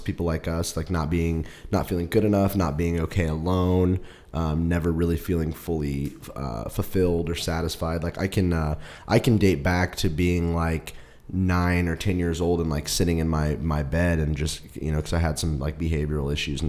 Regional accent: St. Joseph, Missouri, United States; moved away; I am from St. Joseph, Missouri

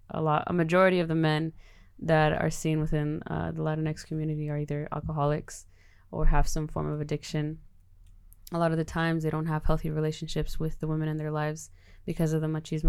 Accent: Los Angeles, California, United States; moved away; I'm from Los Angeles, California, not the real LA, outside Outer Banks of LA or anything like that, the suburbs or anything like that. I'm from South Central California.

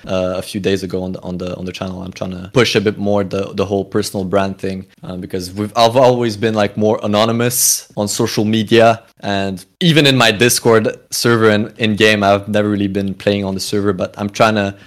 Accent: Canada; now in Europe; I'm a Canadian originally

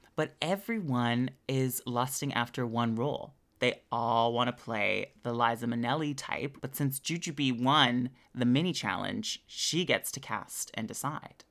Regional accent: Canada

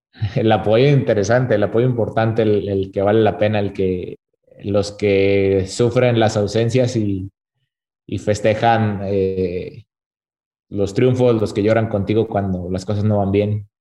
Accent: Torreón, Coahuila, Mexico; yo soy de Torreón

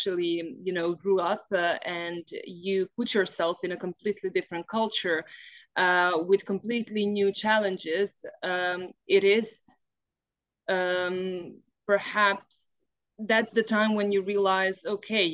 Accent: Zabok, Krapina-Zagorje County, Croatia; also born or lived in Zagreb / United Kingdom; I was born in Zagreb and my parents are from Zagreb, but I spent my childhood in Zabok, which is in Zagorje

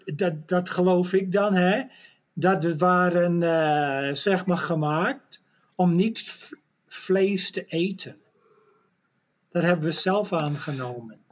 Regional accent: Netherlands; als een Nederlander

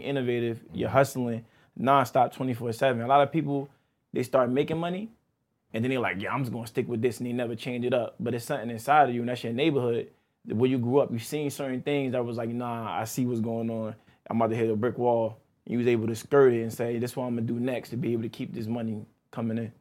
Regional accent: East Orange, New Jersey, United States; growing up in East Orange

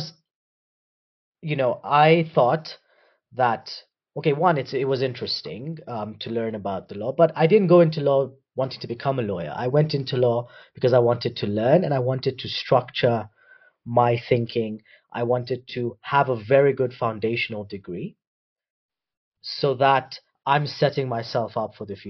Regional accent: Nairobi, Kenya; also born or lived in United Kingdom; I was born in Nairobi. I've grown up here.

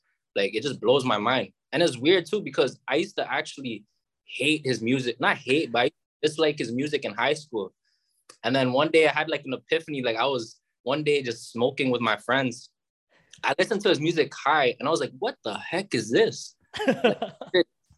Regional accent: Brampton, Ontario, Canada; also born or lived in Mississauga; I was born in Mississauga, actually, for like a little bit, maybe for like 4 months. And then I moved to Brampton when I was 4 months. And then since then, I just been here in Brampton, really.

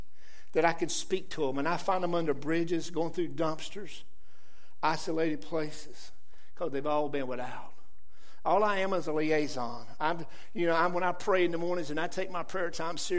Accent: Johnston County, North Carolina, United States; accent: southern; I grew up in Johnson County. I was just a tractor farm boy just like most people here. I grew up on a tobacco patch.

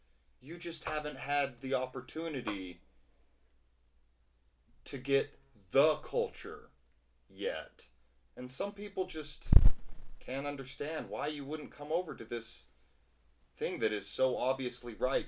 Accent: United States; born and bred in America

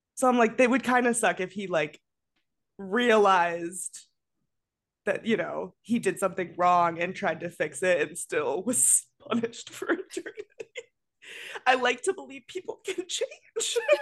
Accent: Colorado, United States; I grew up in Colorado

